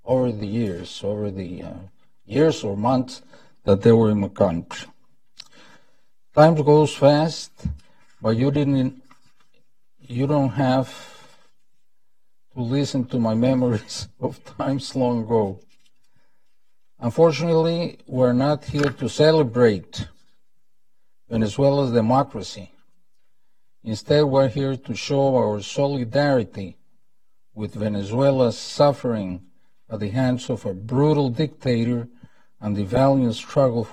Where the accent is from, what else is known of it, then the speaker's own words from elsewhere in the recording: Costa Rica; moved away; I'm from Costa Rica, a small nation